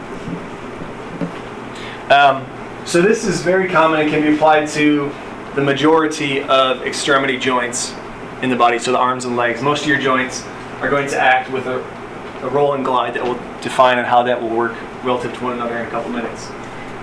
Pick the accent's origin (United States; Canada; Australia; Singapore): United States; Buffalo, New York; I grew up in Buffalo, New York